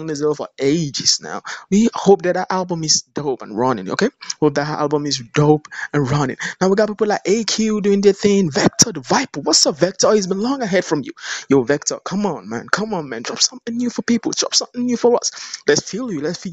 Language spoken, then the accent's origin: English; Nigeria; I'm from Nigeria.